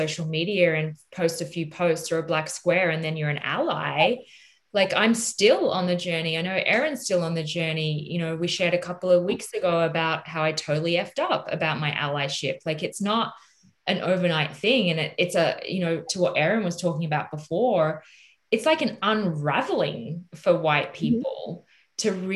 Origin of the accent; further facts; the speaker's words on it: Australia; I am Australian